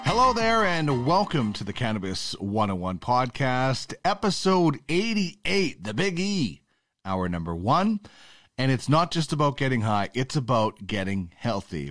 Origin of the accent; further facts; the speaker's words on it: Canada; I'm a Canadian